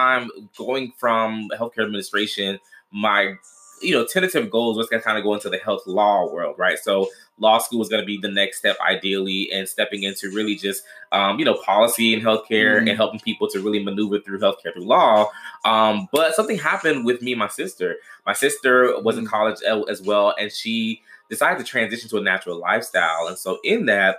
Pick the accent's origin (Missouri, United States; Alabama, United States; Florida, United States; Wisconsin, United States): Florida, United States; also born or lived in Washington, D.C.; now in Dallas, United States; we come from a big family, from Florida originally, you know, lived in other cities like D.C. Now we're living in Dallas